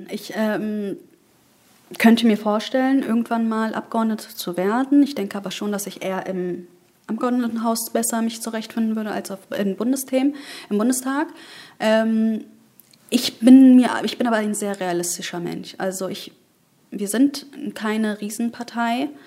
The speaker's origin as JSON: {"language": "German", "region": "Bayburt", "country": "Turkey", "said": "also ich komme ja aus Bayburt mhm, äh, in der Türkei"}